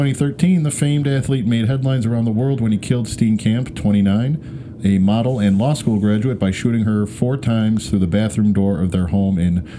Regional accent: Western New York, United States; accent: Western New Yorker; with a funny accent because I'm American, probably, or Polish, or Western New Yorker.

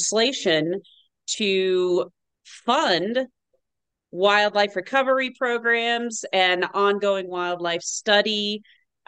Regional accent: Southern California, United States; now in Colorado, United States; I was born and raised in Southern California

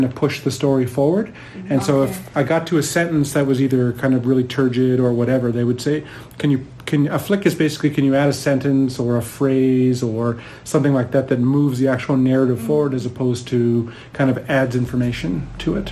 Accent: Prince Albert, Saskatchewan, Canada; moved away as an adult; also born or lived in Ontario; now in Edmonton, Canada; I'm Métis originally from the Parkland region of Saskatchewan. I grew up in Prince Albert and surrounding area in Saskatchewan.

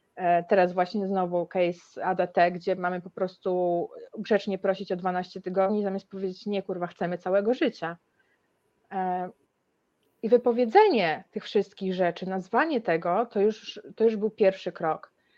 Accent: Białystok, Podlaskie Voivodeship, Poland; pochodzę z Białego Stoku

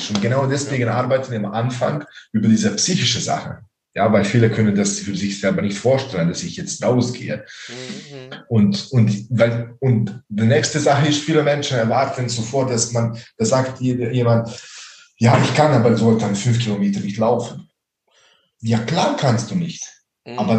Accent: Baden-Württemberg, Germany; ich bin äh, von Nähe von Ravensburg.

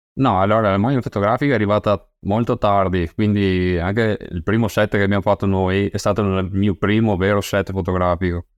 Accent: Rosà, Veneto, Italy; io sono originario di Rosà, eh, un piccolo paese vicino a Bassano del Grappa

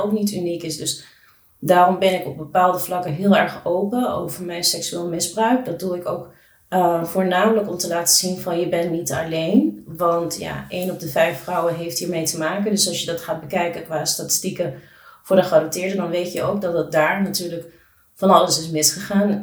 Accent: Netherlands; born or raised there; also born or lived in Colombia

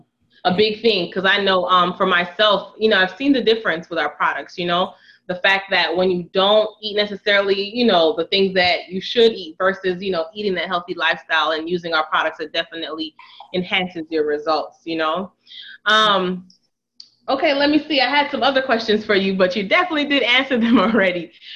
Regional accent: Montreal, Quebec, Canada; now in United States; because most moms here in America, I'm from Montreal, Canada.

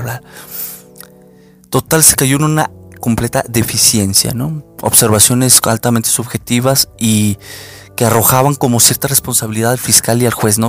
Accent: Mexico; los que somos de México

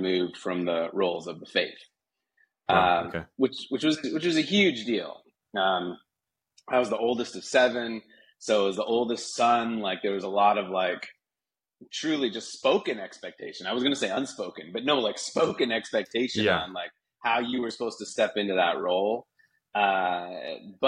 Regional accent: Utah, United States; now in Ojai, United States; I grew up in Utah as a sixth generation Mormon

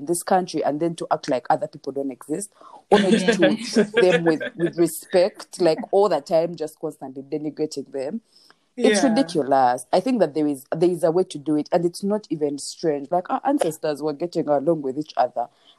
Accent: Buganda, Central Region, Uganda; I am very much a Mnyankole, like I'm a very proud Mnyankole. I can speak the language, read it, and I'm very grateful to my parents who like insisted, and I grew up in Buganda

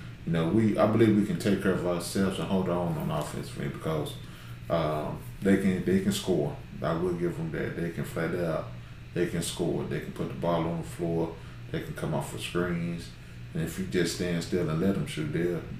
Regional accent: Knoxville, Tennessee, United States; moved away as an adult; also born or lived in Gallatin, Tennessee; now in Russell County, Kentucky, United States; I'm originally from Knoxville, Tennessee, and I've been playing basketball ever since I was 5-6 years old. So I graduated from Austin East High School out of Knoxville.

